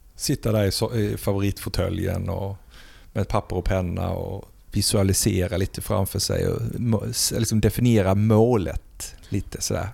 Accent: Blekinge, Sweden; moved away; hemma i Blekinge, i mina föräldrars förråd har jag ett antal flyttkartonger

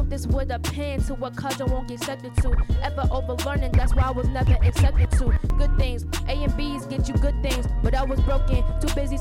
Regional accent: Boston, Massachusetts, United States; I'm from Boston, Massachusetts

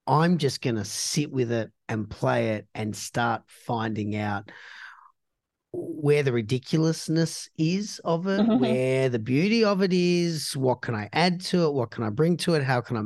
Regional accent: Australia; being Australian

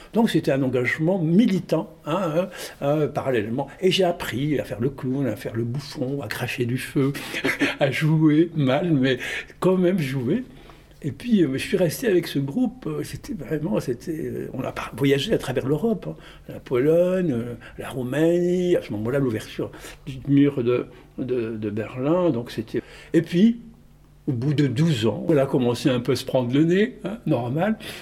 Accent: Tunis, Tunis Governorate, Tunisia; moved away as an adult; also born or lived in Marseille, France; j'ai grandi à Tunis jusqu'à l'âge de 18 ans.

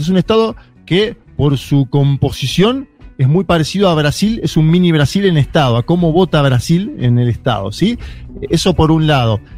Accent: Argentina; como argentinos

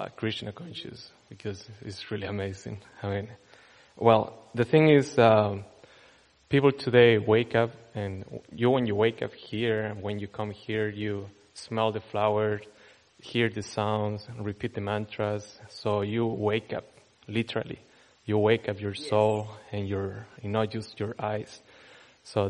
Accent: Chile; moved away; I'm from Chile

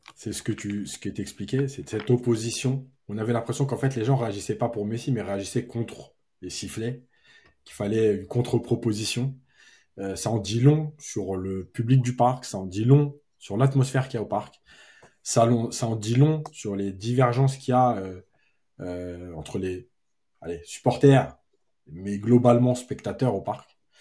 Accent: Algeria; now in Paris, France; je suis algérien

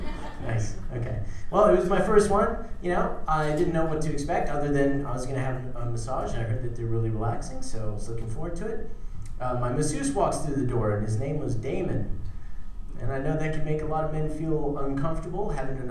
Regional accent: South Africa; moved away; I was born in South Africa

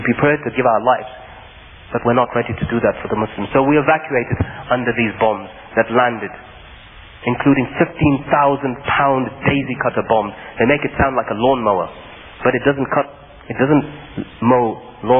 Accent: United Kingdom; I am a British citizen born and raised in the United Kingdom.

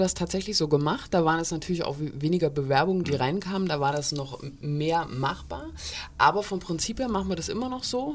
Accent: Borken, Hesse, Germany; moved away as an adult; also born or lived in Heidelberg / Ulm; now in Kassel, Germany; ich komme ursprünglich auch hier aus Borken

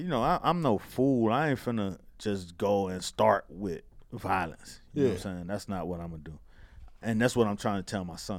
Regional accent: Miami, Florida, United States; When you live, you know, I'm from Miami, like Rick Ross was saying on Breakfast Club.

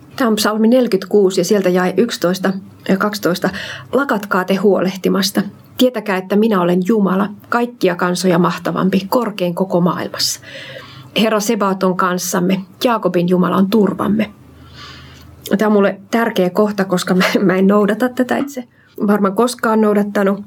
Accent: Central Ostrobothnia, Finland; also born or lived in Uusimaa; now in Kirkkonummi, Finland; Mä oon lähtöisin Keski-Pohjanmaalta

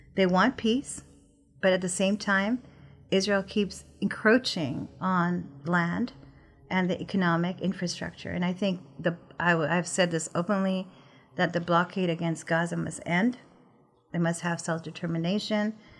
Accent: Pakistan; I'm from Pakistan

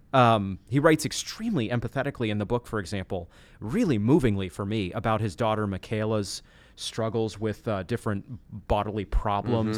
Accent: Machias, Maine, United States; the school in the town where I grew up in Maine

